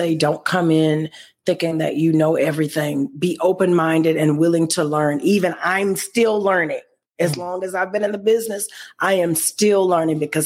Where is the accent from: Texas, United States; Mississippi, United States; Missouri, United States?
Mississippi, United States; Oxford; moved away as an adult; also born or lived in Jackson, Mississippi; now in Memphis, United States; I'm from Oxford, Mississippi, but I went to Jackson, Mississippi to go to college, and then that led me to here.